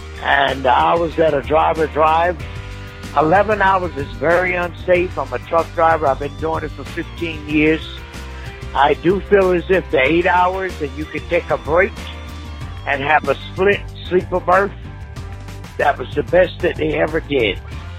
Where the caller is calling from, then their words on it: Georgia, United States; I'm calling from Georgia.